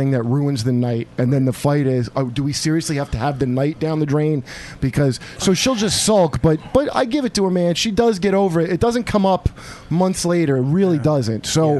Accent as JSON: {"language": "English", "country": "Yemen", "tie": "born or raised there", "said": "I was raised in Yemen, so no, it's not."}